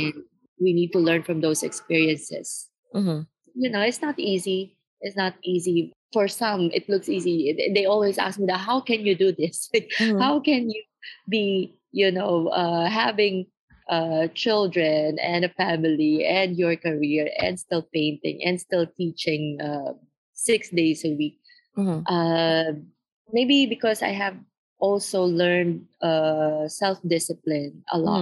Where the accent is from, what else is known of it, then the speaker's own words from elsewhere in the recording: Philippines; now in Beijing, China; I grew up in the Philippines and I've seen poverty around me